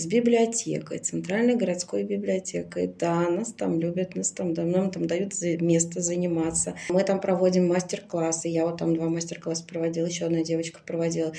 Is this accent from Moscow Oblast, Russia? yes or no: yes; Krasnogorsk, Moscow Oblast, Russia; Я из Красногорска